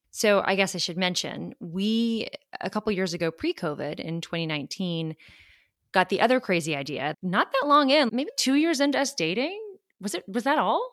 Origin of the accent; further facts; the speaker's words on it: Charleston, South Carolina, United States; moved away as an adult; also born or lived in Georgia / Washington, District of Columbia, United States; I grew up in Charleston, South Carolina